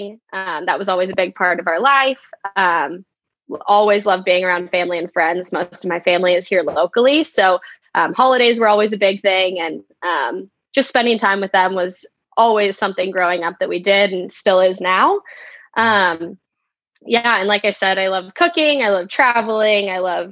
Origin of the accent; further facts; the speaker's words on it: Claremont, California, United States; also born or lived in San Luis Obispo, California; I grew up in Claremont, California, so just about 30 miles east